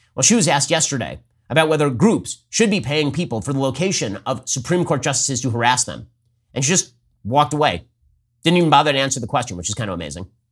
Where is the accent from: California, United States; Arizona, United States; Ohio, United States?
California, United States; I'm from California